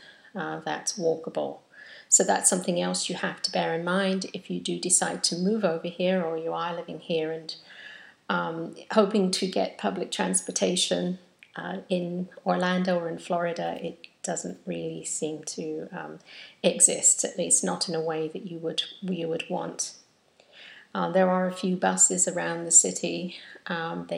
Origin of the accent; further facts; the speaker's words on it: England, United Kingdom; now in United States; being English and having this constant feeling that I'm in a different country